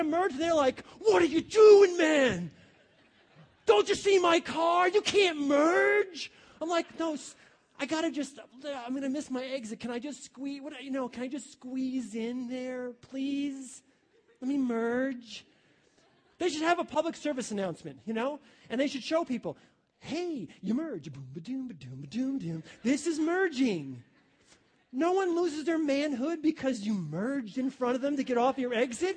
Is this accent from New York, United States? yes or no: yes; New York, United States; now in Ohio, United States; I come from New York, okay? I would not move back to New York. Ohio's my home.